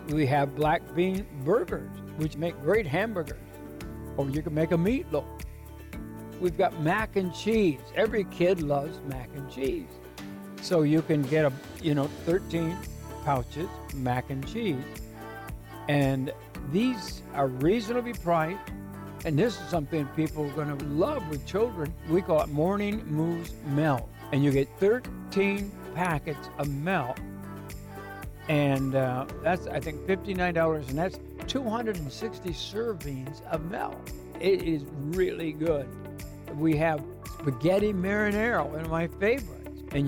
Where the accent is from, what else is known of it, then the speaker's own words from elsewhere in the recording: Muskegon, Michigan, United States; I'm a kid from Muskegon, Michigan